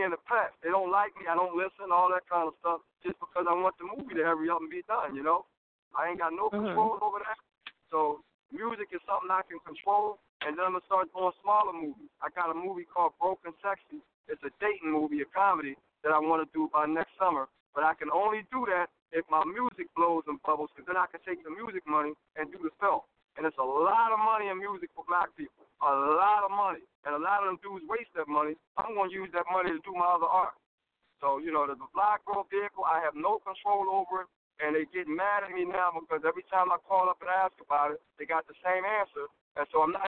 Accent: Philadelphia, Pennsylvania, United States; I come from Philadelphia

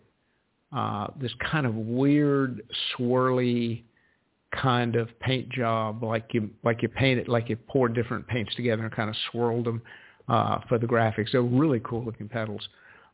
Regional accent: South Carolina, United States; my home state of South Carolina

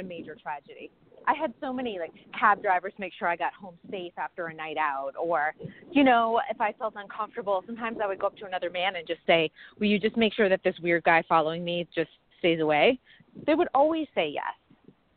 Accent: Northeast, United States; moved away as an adult; also born or lived in New York City, United States; now in Los Angeles, United States; I grew up in the Northeast

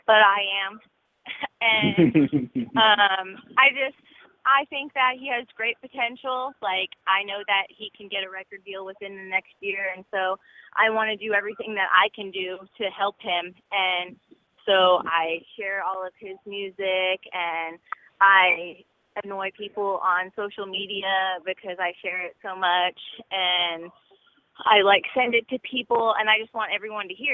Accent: New Jersey, United States; I'm from New Jersey.

